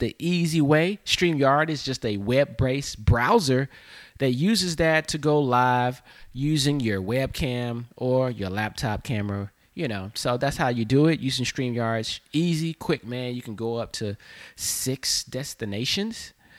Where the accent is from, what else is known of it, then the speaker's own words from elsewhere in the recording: the South, United States; accent: Southern; But when I got to New York, my down South accent was, I guess, strong to them.